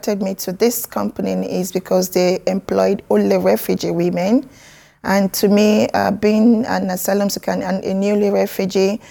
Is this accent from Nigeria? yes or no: yes; Nigeria; moved away as an adult; now in United Kingdom; I'm from Nigeria. I've been in UK for 8 years now.